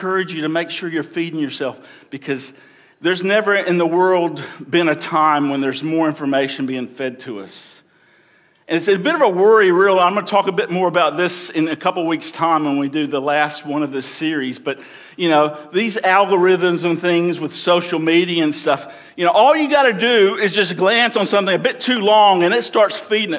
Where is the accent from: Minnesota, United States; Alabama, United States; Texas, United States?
Alabama, United States; I grew up in Alabama.